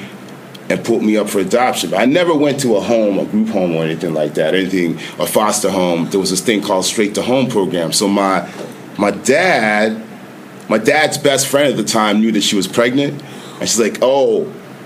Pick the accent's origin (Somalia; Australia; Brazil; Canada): Canada; Toronto, Ontario; also born or lived in New York; I was born and raised in Toronto.